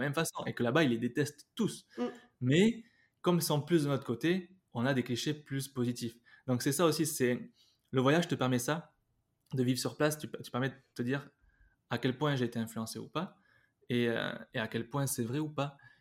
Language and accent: French; Basque, Nouvelle-Aquitaine, France; moved away; also born or lived in Spain; je suis basque Bernay. tu vois, c'est le trucs, j'ai, j'ai fait toutes les écoles de danse quand j'étais jeune, de, danse basque